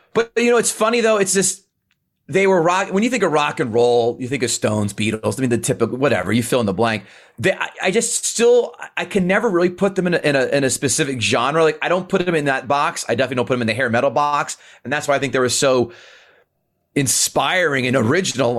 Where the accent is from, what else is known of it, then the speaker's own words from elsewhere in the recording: Princeton, New Jersey, United States; I grew up in Princeton, in Central Jersey